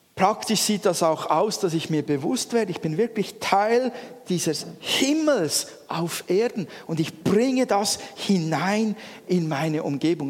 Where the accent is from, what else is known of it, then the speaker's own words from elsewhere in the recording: Switzerland; wir Schweizer